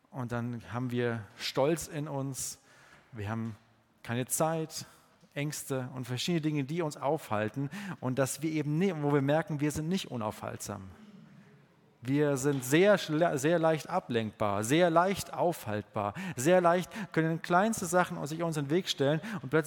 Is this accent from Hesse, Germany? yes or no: no; Bavaria, Germany; ich komme ja aus dem Allgäu und das ist ein bayerischer Satz.